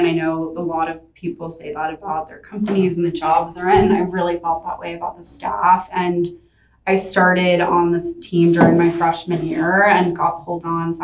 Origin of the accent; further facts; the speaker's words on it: Los Angeles, California, United States; moved away as an adult; also born or lived in Ohio / Denmark; now in San Francisco, United States; I'm from Los Angeles, and I went to a really large public high school